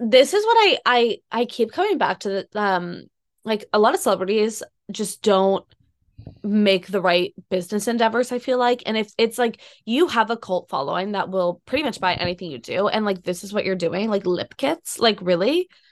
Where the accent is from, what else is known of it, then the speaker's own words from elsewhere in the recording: Boston, Massachusetts, United States; I'm from Boston, like, I grew up being a Tom Brady fan.